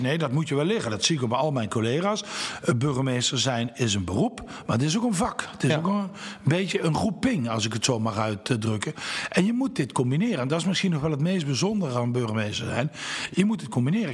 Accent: Nuth, Limburg, Netherlands; moved away as an adult; also born or lived in Venlo; now in Nijmegen, Netherlands; Maar ik ben geboren en getogen in Nut, Zuid-Limburg, dat ligt bij Heerlen

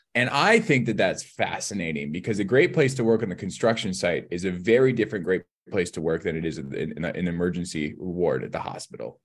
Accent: Southeast Kootenays, British Columbia, Canada; now in Vancouver, Canada; I'm from the Southeast Kootenays

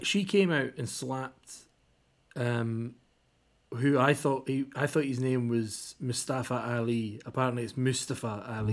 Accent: Kirkcaldy, Scotland, United Kingdom; It's a little place in Fife called Kirkcaldy." And I was like, "Yeah, that's where I'm from."

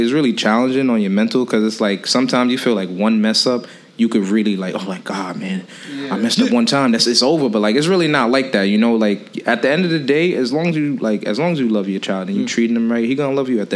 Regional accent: Newburgh, New York, United States; I'm from Newburgh

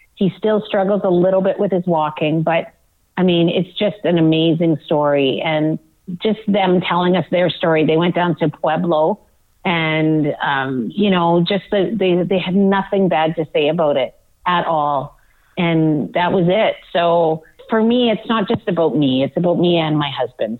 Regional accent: Manitoba, Canada; a town that I grew up in in Manitoba

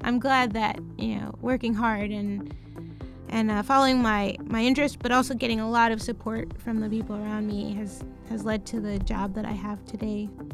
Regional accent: Chicago, Illinois, United States; I was really lucky to grow up in the neighborhood that I lived in. It's called Rogers Park

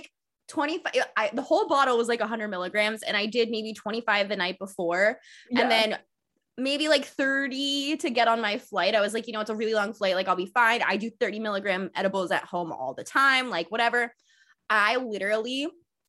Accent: the South, United States; as a Southerner

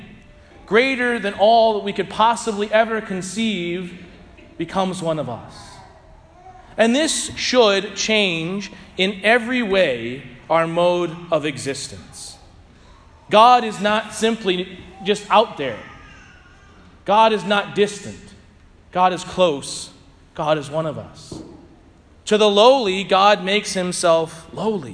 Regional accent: St. Louis, Missouri, United States; moved away as an adult; now in Southern Indiana, United States; I'm from St. Louis, Missouri.

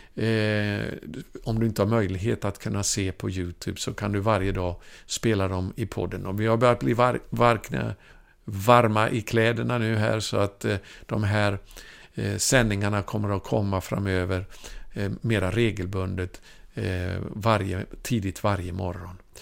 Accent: Ulricehamn, Västra Götaland, Sweden; min hemstad då, där jag gick i skola i Ulricehamn i Västergötland

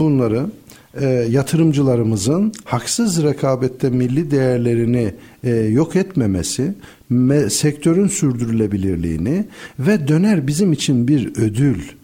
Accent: Black Sea Region, Turkey; Karadeniz insanı olarak devletle millet arasındaki çok gönül köprülerinin olmadığı çocukluk yıllarımızı onu gördük.

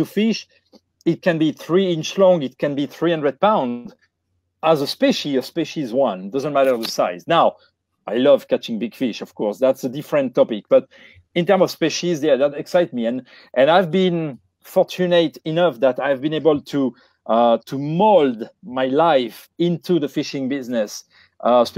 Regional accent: Bordeaux, Nouvelle-Aquitaine, France; moved away; Where I grew up in the Bordeaux, in the southwest region area of France

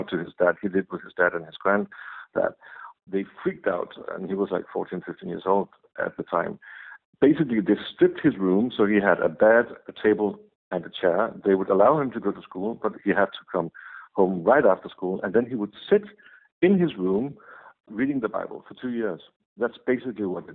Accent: Copenhagen, Capital Region of Denmark, Denmark; I'm from Copenhagen, Denmark

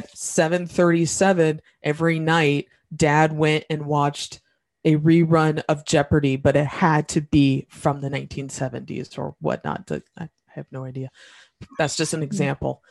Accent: Indiana, United States; I'm from Indiana

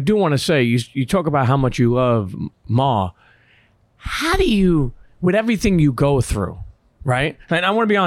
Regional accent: New York City, New York, United States; also born or lived in Bensonhurst; I grew up in Coney Island

